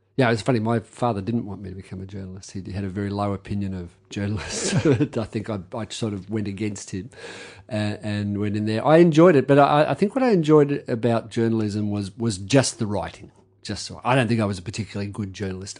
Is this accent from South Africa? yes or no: no; Campbelltown, New South Wales, Australia; It was Campbelltown. We were on the edge of Sydney